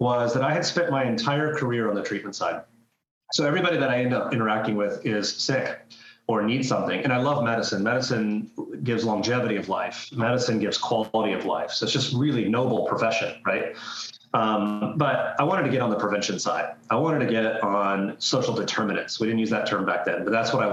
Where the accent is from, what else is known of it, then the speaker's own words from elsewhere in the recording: Florida, United States; I grew up and born and raised in Florida